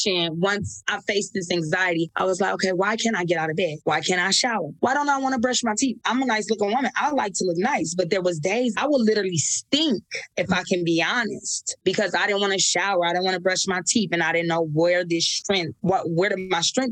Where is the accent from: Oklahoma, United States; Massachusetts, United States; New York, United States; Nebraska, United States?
Nebraska, United States; moved away as an adult; also born or lived in California; So I can remember being 18. I moved away from Nebraska and went to California